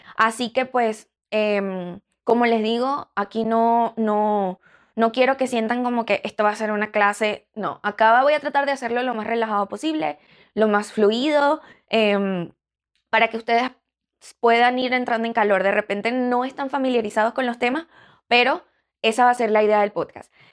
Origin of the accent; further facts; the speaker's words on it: Venezuela; now in Chicago, United States; en Venezuela, eh, que es de donde yo soy